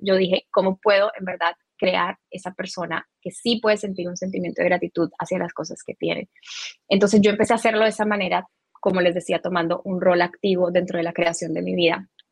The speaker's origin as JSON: {"language": "Spanish", "country": "Colombia", "tie": "born or raised there", "moved": "yes", "lives_now": "Miami, United States", "said": "nací en Colombia, tengo 30 eh, años"}